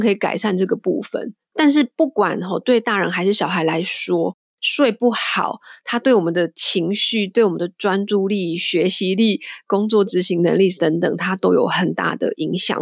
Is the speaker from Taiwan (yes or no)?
yes; Taiwan; now in London, United Kingdom; 我们台湾人的家庭